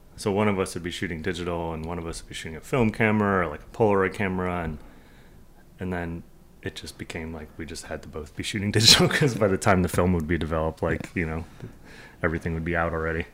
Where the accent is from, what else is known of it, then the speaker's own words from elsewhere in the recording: New Jersey, United States; also born or lived in New York / Boston / Los Angeles; I grew up skateboarding in New, New, North Jersey and New York